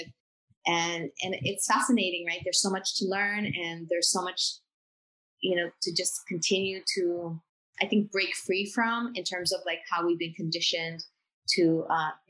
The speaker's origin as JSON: {"language": "English", "country": "Bolivia", "moved": "yes", "said": "I'm from Bolivia"}